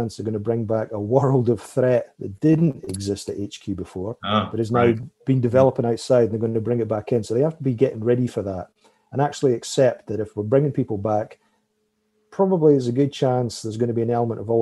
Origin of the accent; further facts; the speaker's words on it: United Kingdom; now in Canada; I'm originally British